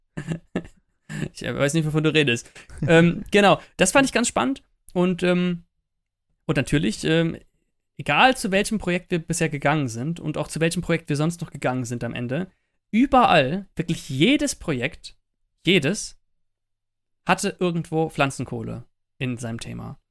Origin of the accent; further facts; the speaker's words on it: Eifel, Rhineland-Palatinate, Germany; wir kommen ja ursprünglich aus der Eifel